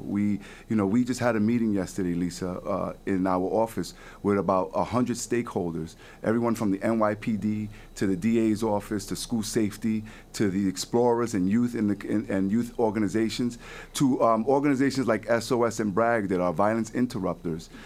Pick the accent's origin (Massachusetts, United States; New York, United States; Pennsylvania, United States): New York, United States; New York City; I grew up in the Bronx. You know, I was born and raised in Soundview and Watson Avenue, late 80s, early 90s.